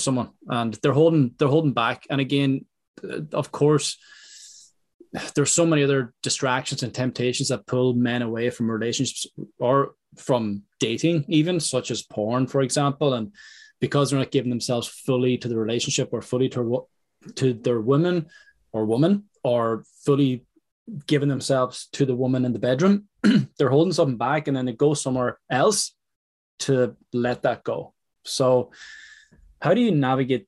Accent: Ireland; I'm speaking from Ireland here

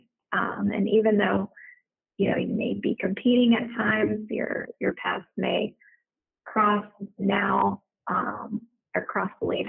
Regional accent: United States; also born or lived in the South; now in Houston, United States; I'm from the Texas Louisiana border.

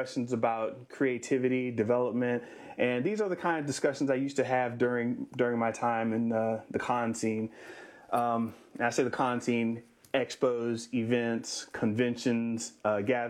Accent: Florida, United States; also born or lived in New Orleans, Louisiana; now in San Diego, United States; I was raised in Florida, born in New Orleans

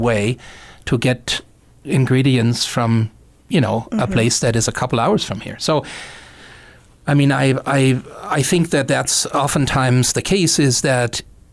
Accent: Germany; now in Missoula, United States; I was born and raised in Germany

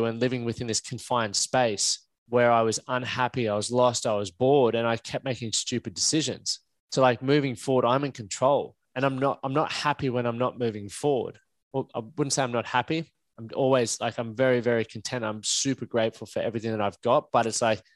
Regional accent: Toowoomba, Queensland, Australia; we grew up in Toowoomba

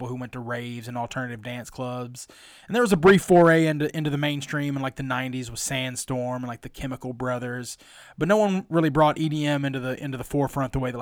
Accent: West Tennessee, United States; also born or lived in Murfreesboro; growing up in West Tennessee and like the whitest of white families

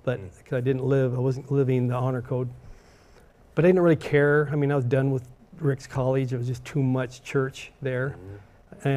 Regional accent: Boise, Idaho, United States; growing up in Boise

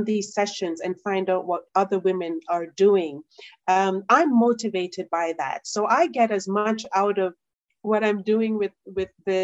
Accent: Jamaica; I'm Jamaican

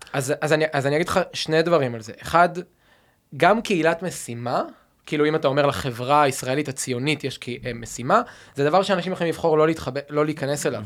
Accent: Rehovot, Central District, Israel; now in Tel Aviv, Israel; אני במקור מרחובות

